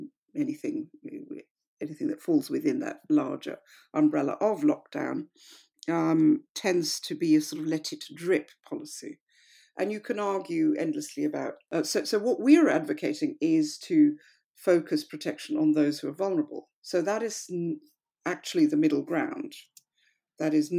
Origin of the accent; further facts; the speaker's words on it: India; now in United Kingdom; I come from India